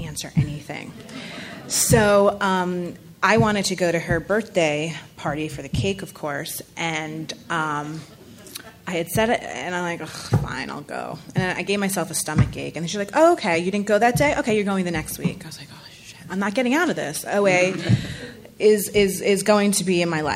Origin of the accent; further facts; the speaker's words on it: New York City, New York, United States; I am from New York City